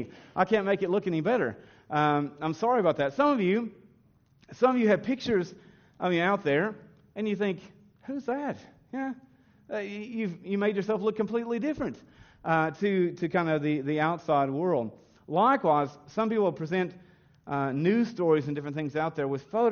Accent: the South, United States; now in Australia; as I grew up in the South kind of tradition, the Bible Belt tradition of America.

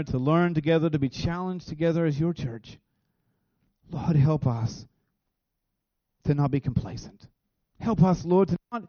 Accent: Williamsburg, Kentucky, United States; also born or lived in Idiot's Branch; we moved to this farm, which is where my dad was raised. And so all my life, really, we've been raised on this farm

